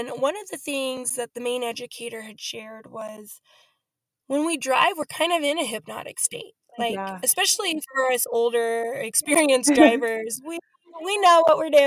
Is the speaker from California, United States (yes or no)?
yes; California, United States; now in Arizona, United States; I live in Arizona now. I'm originally from California